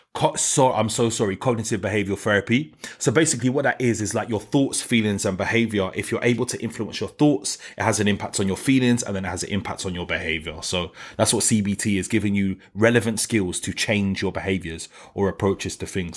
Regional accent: London, United Kingdom; I'm from New Cross

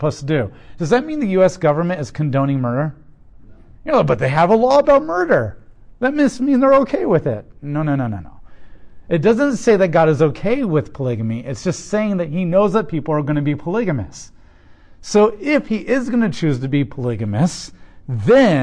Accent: United States; as an American

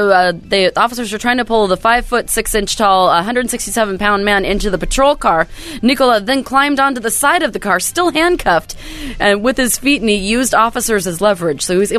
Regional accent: Bremerton, Washington, United States; my hometown of Bremerton, Washington.

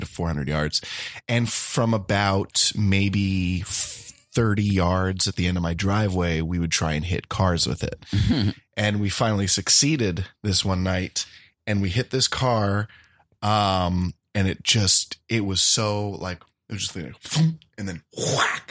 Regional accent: the South, United States; also born or lived in Boston; now in Los Angeles, United States; I grew up in the South

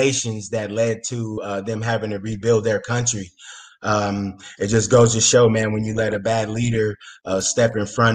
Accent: United States; I'm American

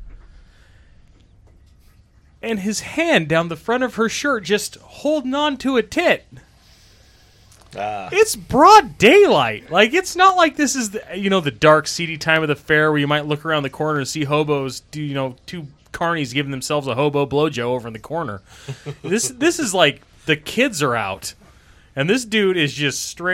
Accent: Twin Falls, Idaho, United States; moved away; I grew up in Twin Falls

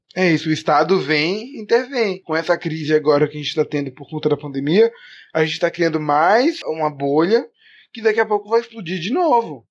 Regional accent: Brazil; a gente é brasileiro

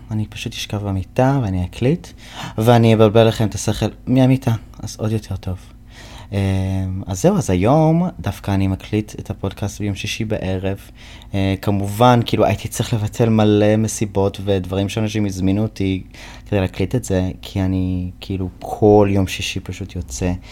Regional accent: United States; first language English; Hebrew is a second language; now in Israel; כי אני אמריקאי וזו שפת האם שלי, בוא נכתוב שיר בעברית. כאילו אני, אני גר בישראל

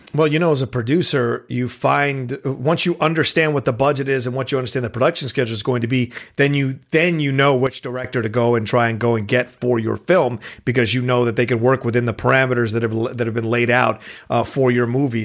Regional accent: United States; an American like me

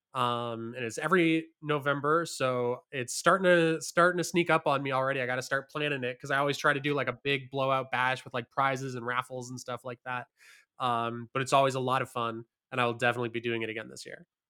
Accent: Hamilton, Ontario, Canada; moved away; I grew up in Hamilton, which is a city about an hour away from Toronto

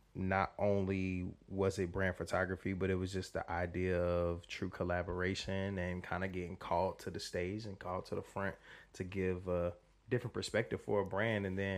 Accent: Charlotte, North Carolina, United States; born and raised Charlotte, North Carolina. I haven't always been here.

